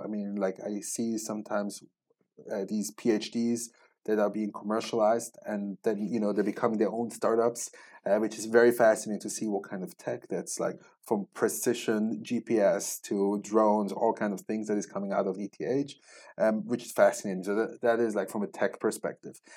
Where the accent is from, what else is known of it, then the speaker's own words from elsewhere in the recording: Switzerland; moved away as an adult; also born or lived in Israel; I grew up, born and raised in Switzerland